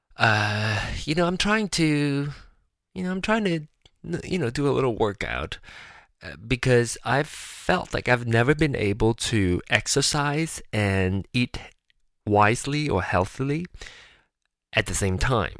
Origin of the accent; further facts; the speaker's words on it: Malaysia; moved away as an adult; now in United States; I am a uh, Malaysian born Chinese. I was born in Malaysia and moved to America for school